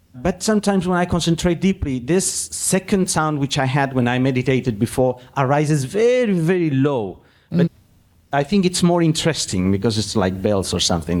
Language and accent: English; Peru; I'm from Peru.